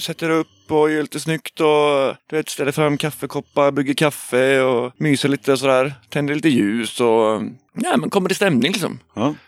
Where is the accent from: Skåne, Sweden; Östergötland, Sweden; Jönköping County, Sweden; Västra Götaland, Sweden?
Västra Götaland, Sweden; Trollhättan; moved away; also born or lived in Gothenburg; Jag är uppvuxen i Trollhättan